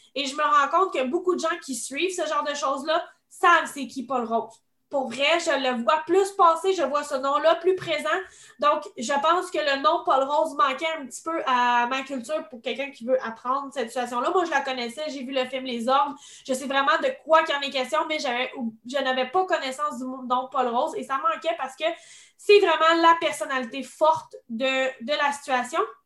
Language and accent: French; Quebec, Canada; en tant que Québécois